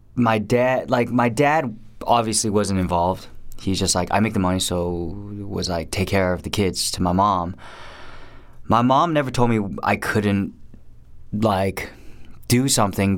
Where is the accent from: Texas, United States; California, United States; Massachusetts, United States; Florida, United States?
California, United States; Garden Grove; also born or lived in Irvine; I was born in '81, and um, I was born in Garden Grove